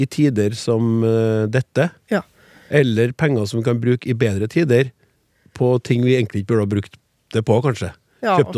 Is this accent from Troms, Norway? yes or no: yes; Harstad, Troms, Norway; Jeg er opprinnelig fra Harstad og lurer på dette med nordnorske pronomen, for jeg sier hva for hva, hvem for hvem og hvor for hvor.